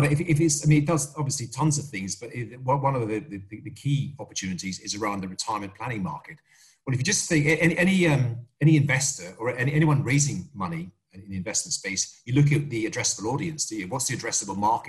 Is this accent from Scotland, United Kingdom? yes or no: yes; Scotland, United Kingdom; I'm Scottish